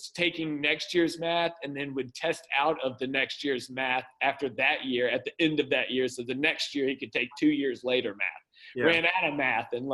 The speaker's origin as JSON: {"language": "English", "region": "Mississippi", "country": "United States", "tie": "born or raised there", "also_born_or_lived": "Orlando / Los Angeles", "moved": "yes", "lives_now": "Arkansas, United States", "said": "I was raised in Mississippi."}